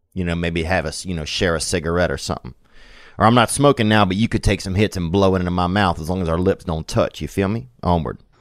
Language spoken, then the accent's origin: English; Covington, Louisiana, United States; In Covington, that's my hometown